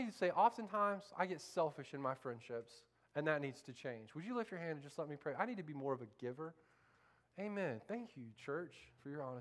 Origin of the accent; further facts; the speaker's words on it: Central Florida, United States; moved away; I grew up in Central Florida with a bunch of rednecks that think the Civil War's still going on